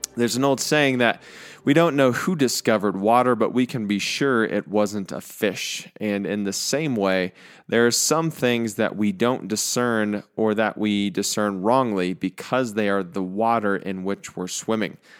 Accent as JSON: {"language": "English", "country": "United States", "said": "as American people"}